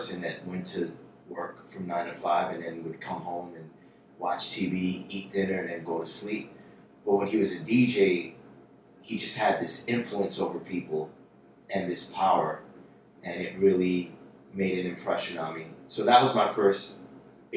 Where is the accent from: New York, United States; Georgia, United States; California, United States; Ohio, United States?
New York, United States; New York City; I was born and raised in Jackson Heights, Queens, New York City